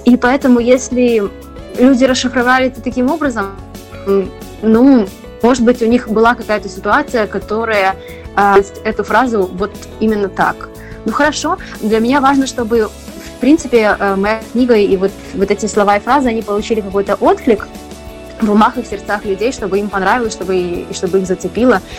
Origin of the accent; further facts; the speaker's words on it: Belarus; moved away as an adult; also born or lived in Poland / Germany; now in Spain; я из Беларуси